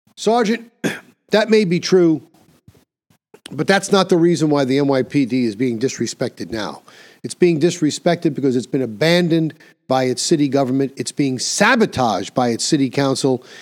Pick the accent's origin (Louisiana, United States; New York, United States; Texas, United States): New York, United States; my home state of New York